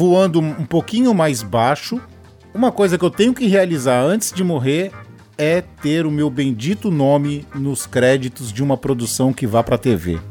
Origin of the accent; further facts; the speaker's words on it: Baixada Santista, São Paulo, Brazil; eu sou da Baixada Santista